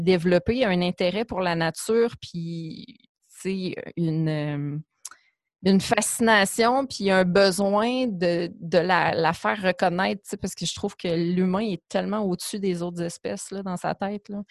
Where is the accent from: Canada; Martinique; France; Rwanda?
Canada; Abitibi, Quebec; moved away as an adult; also born or lived in Montreal; j'ai grandi en Abitibi